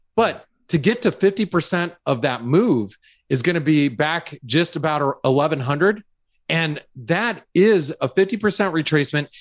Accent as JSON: {"language": "English", "country": "United States", "said": "as an American"}